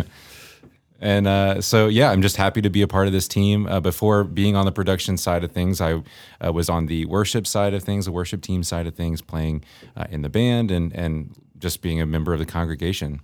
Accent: Northern Virginia, United States; moved away as an adult; now in Campbell, Missouri, United States; I was, uh, born and raised in Virginia

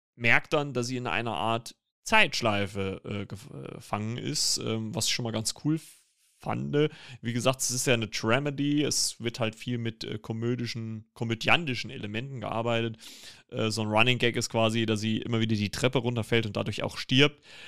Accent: Germany; als Deutsche

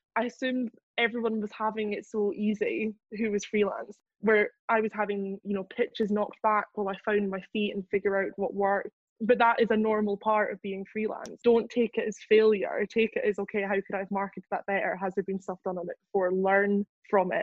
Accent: Scotland, United Kingdom; also born or lived in Edinburgh / London; I grew up in like back swampy Lothian here in Scotland

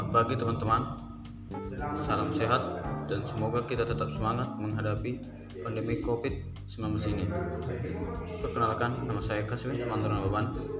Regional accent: Sidikalang, North Sumatra, Indonesia; asal saya dari Sumatera Utara, lebih tepatnya Medan Sidi Kalang

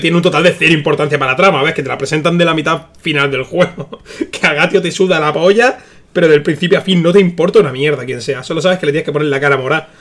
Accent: Almería, Andalusia, Spain; Soy de Almería

